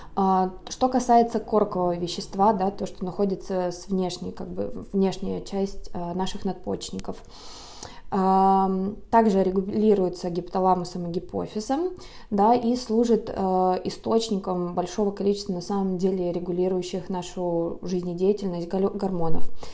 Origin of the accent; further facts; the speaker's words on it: Lake Baikal, Siberia, Russia; now in Los Angeles, United States; сама я родом из Сибири, родилась на озере Байкал, сейчас живу в городе Лос-Анджелес